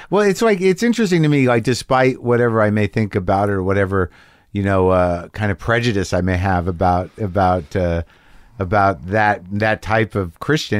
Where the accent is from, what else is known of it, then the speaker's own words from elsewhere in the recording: New Mexico, United States; I grew up in New Mexico